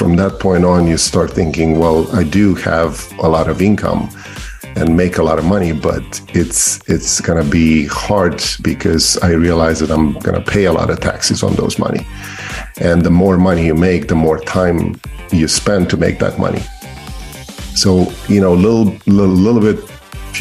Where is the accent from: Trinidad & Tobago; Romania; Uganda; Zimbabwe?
Romania; born or raised there; English is a second language; moved away as an adult; now in Maryland, United States